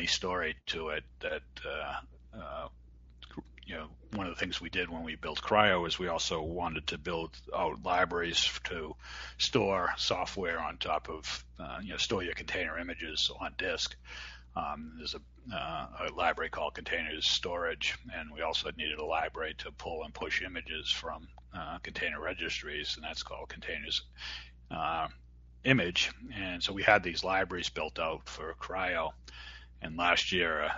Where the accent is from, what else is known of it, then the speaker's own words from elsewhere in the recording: Boston, Massachusetts, United States; accent: Boston; my Boston accent